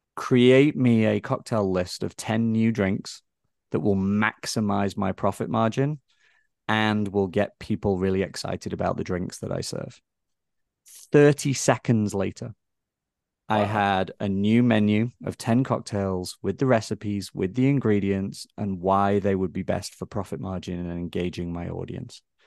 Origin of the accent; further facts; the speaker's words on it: Blackpool, North West England, United Kingdom; moved away as an adult; now in United States; my hometown in England, for instance, some of your listeners might know it, Blackpool